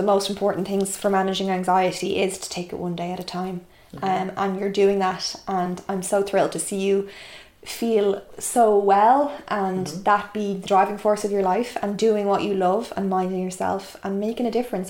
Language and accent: English; Ireland; even though I'm Irish, it's an Irish podcast